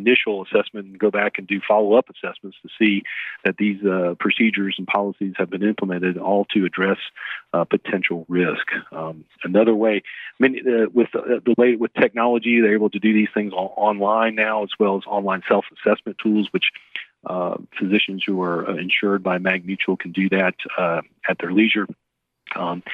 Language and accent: English; Jacksonville, Florida, United States; moved away as an adult; also born or lived in Georgia / Augusta, Georgia / Columbus / Montgomery, Alabama; I grew up in Jacksonville, Florida, and went north and got a scholarship to play at Georgia